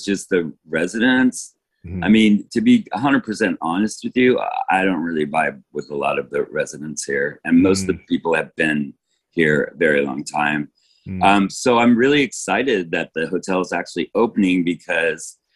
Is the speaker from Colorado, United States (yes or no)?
yes; Denver, Colorado, United States; moved away as an adult; also born or lived in Paris, France; now in New York, United States; I'm from Denver, Colorado.